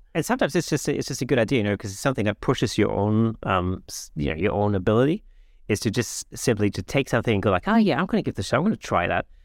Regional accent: Germany; English is a second language; moved away; I'm not, I'm not a native English speaker, you know, um, I grew up in Germany.

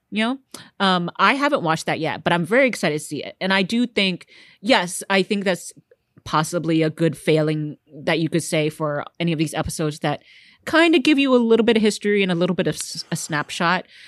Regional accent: Houston, Texas, United States; growing up in Texas

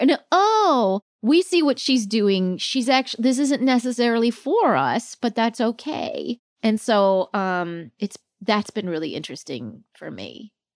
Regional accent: Palm Springs, California, United States; also born or lived in Virginia; now in New York, United States; I grew up mostly in Palm Springs, but when I was very little, we were in Virginia

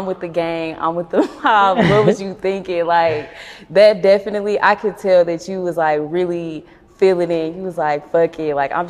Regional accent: Dallas, Texas, United States; So I'm from Dallas, right?

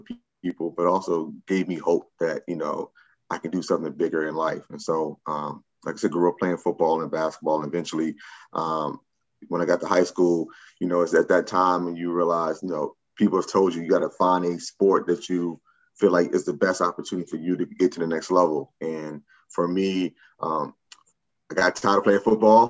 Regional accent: Richmond, Virginia, United States; I'm originally from Richmond, Virginia.

